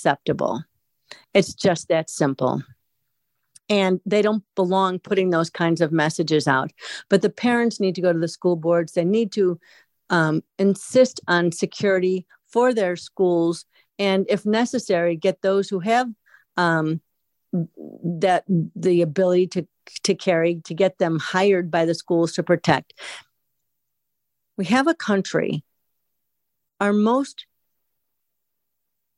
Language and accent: English; United States; We are Americans.